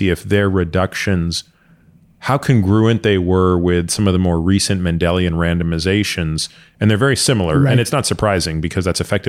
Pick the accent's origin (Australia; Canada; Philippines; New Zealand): Canada; Toronto, Ontario; I grew up in Toronto